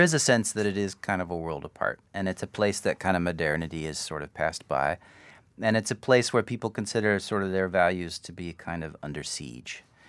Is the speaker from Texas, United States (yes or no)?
yes; Austin, Texas, United States; I grew up in Austin.